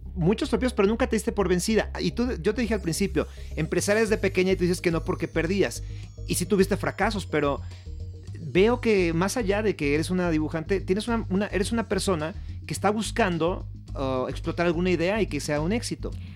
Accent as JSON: {"language": "Spanish", "country": "Mexico", "said": "orgullo como mexicano"}